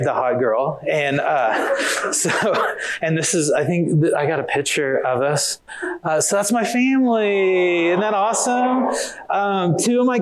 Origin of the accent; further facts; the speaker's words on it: Oklahoma, United States; moved away as an adult; now in Riverside, United States; I am originally, I grew up in Oklahoma, and I live in Riverside, California